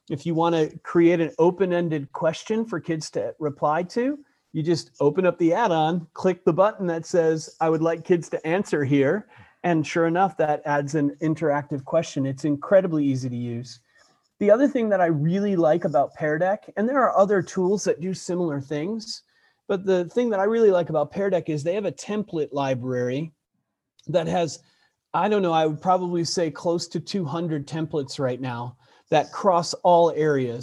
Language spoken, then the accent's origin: English; Buffalo, New York, United States; moved away; I grew up in Buffalo, New York